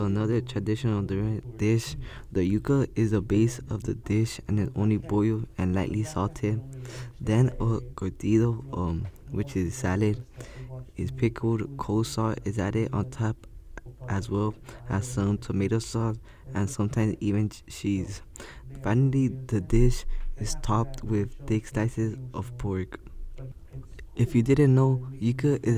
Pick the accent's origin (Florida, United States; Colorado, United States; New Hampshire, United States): Florida, United States; Miami; also born or lived in El Salvador; Growing up in Miami and being Hispanic